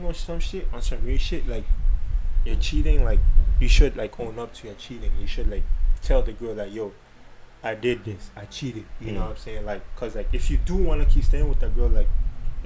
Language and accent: English; St. Martin; English is a second language; moved away as an adult; now in Canada; I'm originally from St. Martin